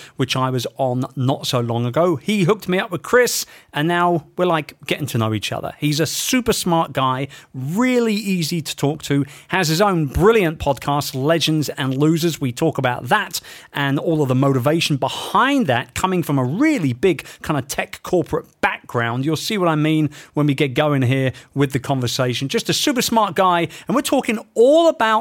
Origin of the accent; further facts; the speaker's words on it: London, United Kingdom; my hometown of London